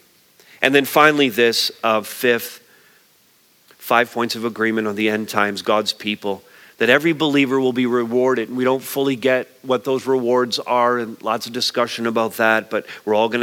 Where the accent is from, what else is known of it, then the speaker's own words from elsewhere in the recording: Montreal, Quebec, Canada; I grew up in Montreal